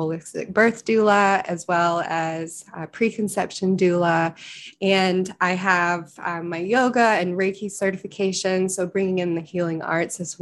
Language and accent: English; Lexington, Kentucky, United States; growing up in Lexington, Kentucky, it's very the bluegrass region, the horse capital of the world, southern raised